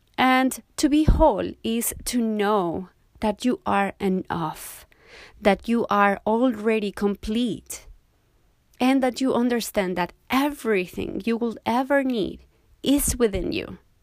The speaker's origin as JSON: {"language": "English", "country": "Mexico", "tie": "born or raised there", "also_born_or_lived": "Cozumel, Mexico", "moved": "as an adult", "lives_now": "Montego Bay, Jamaica", "said": "I was born and raised in Mexico. But I left my country a while ago, so for now I live in Montego Bay, Jamaica."}